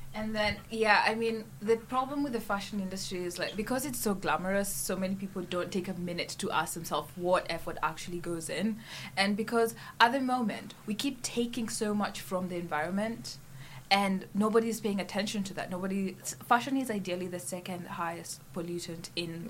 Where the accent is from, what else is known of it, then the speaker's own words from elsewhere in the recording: Kenya; moved away as an adult; now in St Andrews, United Kingdom; I came from Kenya